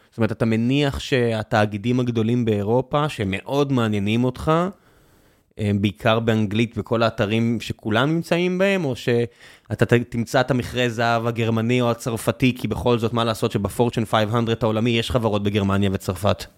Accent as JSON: {"language": "Hebrew", "country": "Israel"}